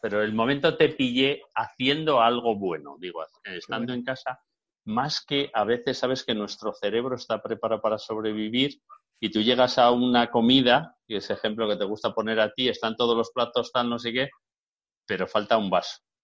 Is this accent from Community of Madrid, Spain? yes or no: no; Bilbao, Basque Country, Spain; yo soy de Bilbao